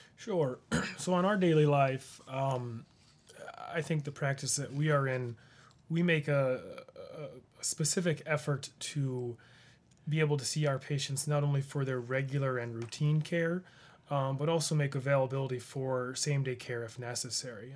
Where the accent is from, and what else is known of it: Rushville, United States; born or raised there